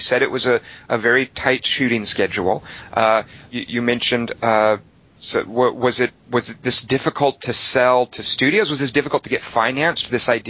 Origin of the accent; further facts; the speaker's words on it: United States; as an American